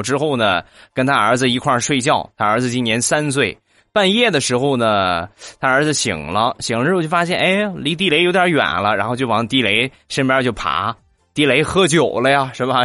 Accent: Rizhao, Shandong, China; 我家乡的特产，日照绿茶

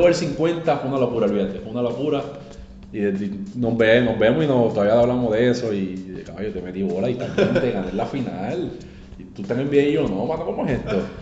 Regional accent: Carolina, Puerto Rico; also born or lived in Loíza; en Carolina, en mi pueblo

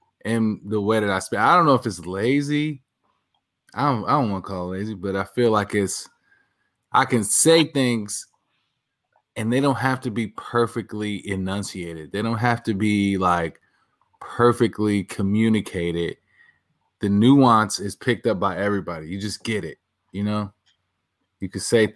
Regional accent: Detroit, Michigan, United States; moved away; also born or lived in New York; coming from Detroit

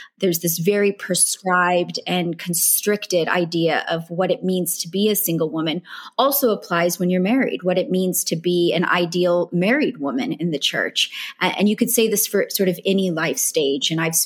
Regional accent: United States; accent: American; moved away as an adult; now in California, United States; churches I'd grown up with in the States

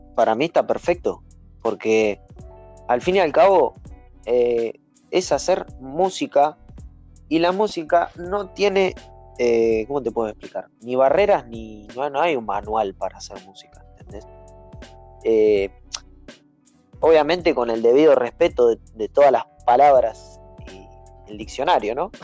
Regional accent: Tigre, Buenos Aires Province, Argentina; soy argentino soy de tigre

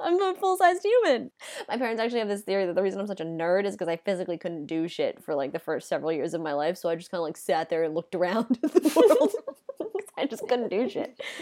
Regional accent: United States; In the U S, we have this idea that we live in a country that separates church and state

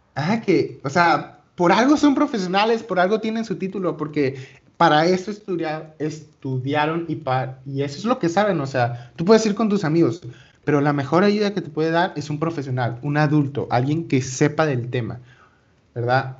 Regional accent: Venezuela; yo soy de Venezuela.

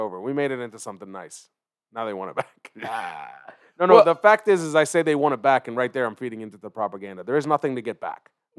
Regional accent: Israel; born there; No, I was born in Israel.

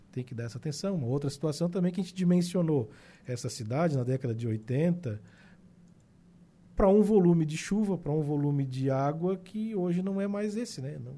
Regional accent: Araranguá, Santa Catarina, Brazil; sou menino do centro

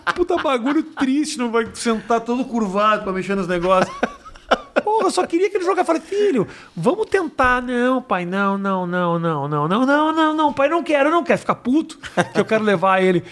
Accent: Brazil; sou brasileiro

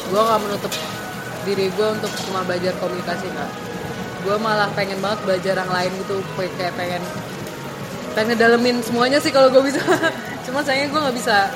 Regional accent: Indonesia; mereka kalau tahu gue orang Indo tuh mereka yang kayak ih lo keren lo orang Indo

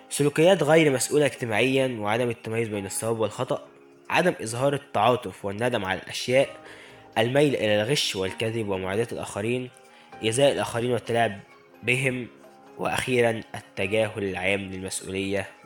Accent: Egypt; ما ننساش إخواتنا المحتاجين فعلا في بلدنا مصر

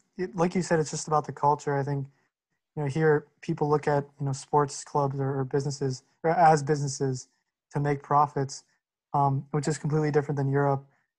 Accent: Lansing, Michigan, United States; in my hometown, Lansing

